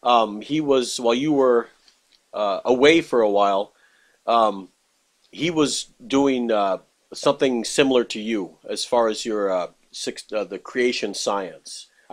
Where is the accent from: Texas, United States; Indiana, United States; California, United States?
Texas, United States; now in Wisconsin, United States; I'm originally from Texas, and we're up here in Wisconsin now, up in the cold north.